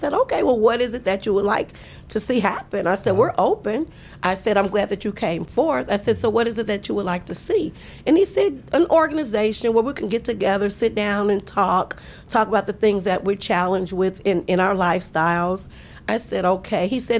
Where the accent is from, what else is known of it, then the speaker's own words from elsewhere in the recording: East Coast, United States; Or they're from the East Coast. I'm from the East Coast.